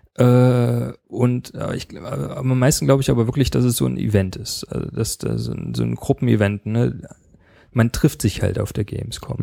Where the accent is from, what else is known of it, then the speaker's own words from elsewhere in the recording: Leipzig, Saxony, Germany; ich komme selber aus Leipzig, da ist man natürlich auch ein bisschen stolz drauf